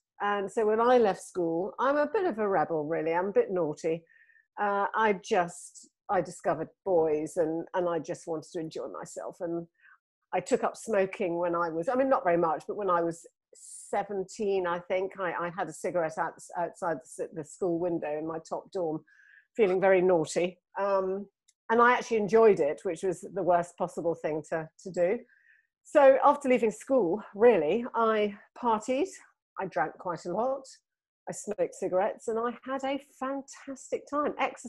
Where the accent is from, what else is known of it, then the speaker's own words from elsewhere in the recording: Singapore; born there; Well, my father was in the army. So I was born in Singapore, actually.